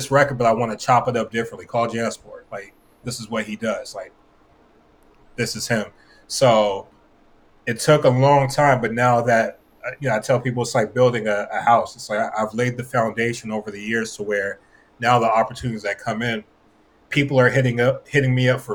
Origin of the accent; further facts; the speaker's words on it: West Covina, California, United States; I'm from West Covina, which is about 30 minutes outside of L.A.